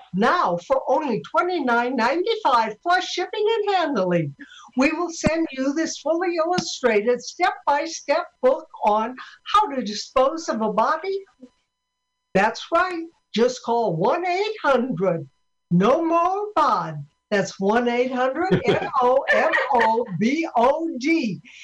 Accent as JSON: {"language": "English", "town": "Sioux City", "region": "Iowa", "country": "United States", "tie": "born or raised there", "said": "I'm from Sioux City, Iowa"}